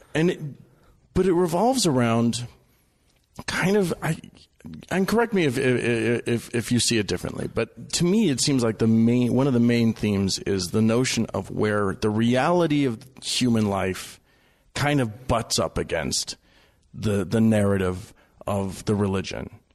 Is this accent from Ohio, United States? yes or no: no; Utah, United States; I'm from Utah. I'm, I was raised L D S